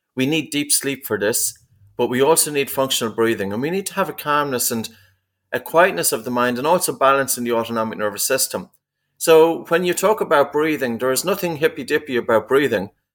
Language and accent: English; East Coast of Ireland, Ireland; I was a kid growing up in the East Coast of Ireland